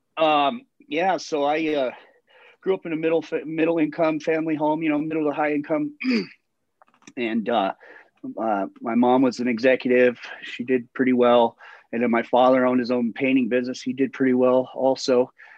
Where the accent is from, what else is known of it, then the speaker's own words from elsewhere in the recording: Littleton, Colorado, United States; I'm from Littleton. I grew up in Littleton